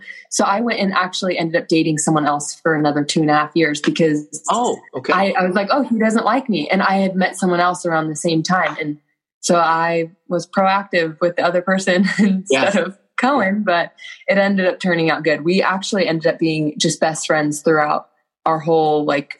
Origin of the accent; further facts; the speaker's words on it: Gilbert, Arizona, United States; now in Utah, United States; So I grew up in Gilbert, Arizona.